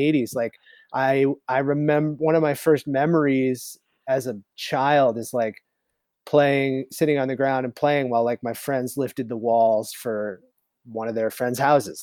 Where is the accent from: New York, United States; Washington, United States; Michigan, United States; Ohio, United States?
New York, United States; the Adirondacks, upstate; now in San Diego, United States; I grew up in the Adirondacks